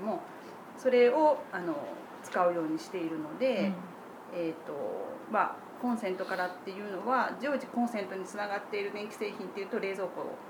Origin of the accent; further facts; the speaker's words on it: Toyonaka, Osaka, Japan; moved away as an adult; also born or lived in Setagaya, Tokyo; 大阪で生まれて、えー、大阪で育って途中ちょっと離れましたけれど